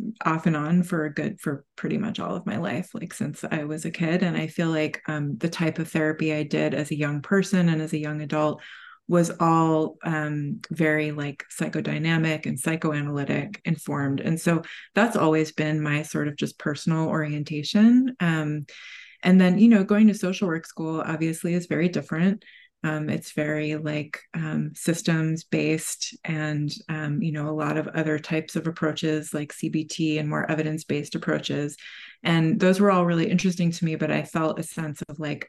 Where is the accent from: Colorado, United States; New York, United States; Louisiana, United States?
New York, United States; New York City; moved away as an adult; now in Savannah, United States; I am from New York. I grew up mostly in New York City